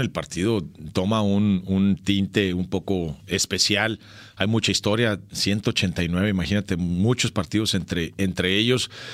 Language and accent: Spanish; Cananea, Sonora, Mexico; en mi pueblo, en Cananea, también había un ojo de agua